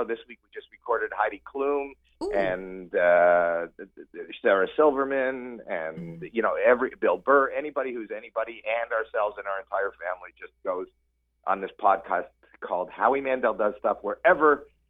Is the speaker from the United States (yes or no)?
no; Toronto, Ontario, Canada; I'm actually Canadian myself.